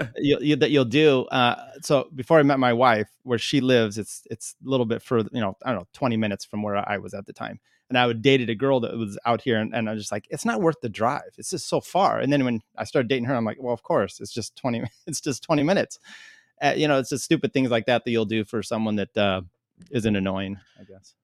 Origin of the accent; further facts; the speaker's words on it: Northwest, United States; moved away; also born or lived in Colorado; I grew up in the Northwest